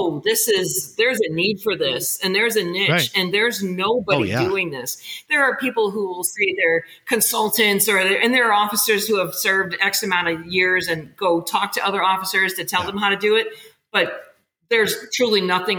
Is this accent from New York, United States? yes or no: no; Chicago, Illinois, United States; moved away; ended up in my hometown, very fortunate in Chicago, where I got to work with the people I grew up watching